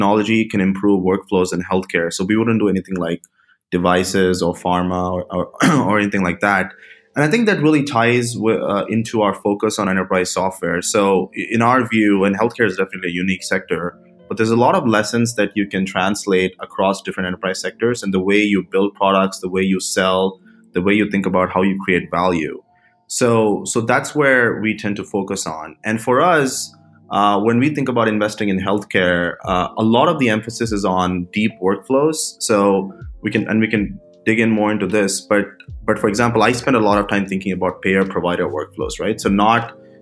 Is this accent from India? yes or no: yes; India; moved away as an adult; now in United States; I was born and raised in India. I came to the United States for undergrad